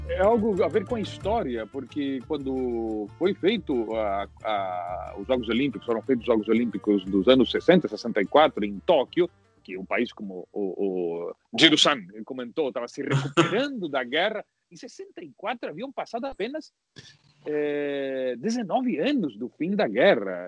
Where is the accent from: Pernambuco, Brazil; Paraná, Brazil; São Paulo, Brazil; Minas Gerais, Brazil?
Paraná, Brazil; Londrina; eu, me criei em Londrina